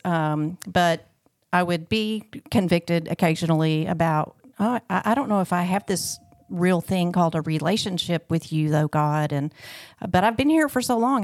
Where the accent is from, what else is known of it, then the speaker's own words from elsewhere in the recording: Clarksville, Arkansas, United States; also born or lived in Little Rock, Arkansas; I was born in Little Rock, um, and then we moved to Clarksville, Arkansas when I was two, and then I was raised there